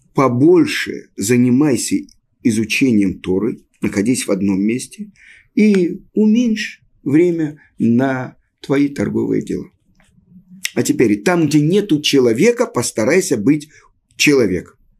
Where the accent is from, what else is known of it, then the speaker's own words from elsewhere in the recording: Russia; moved away as an adult; also born or lived in Moscow, Russia; now in Israel; мы, люди из России